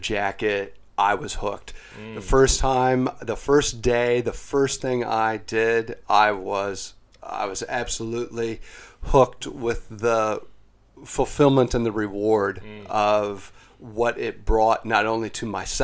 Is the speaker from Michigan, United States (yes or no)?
no; Algona, Iowa, United States; moved away as an adult; now in New Zealand; I originate from the United States. I was born in Algona, Iowa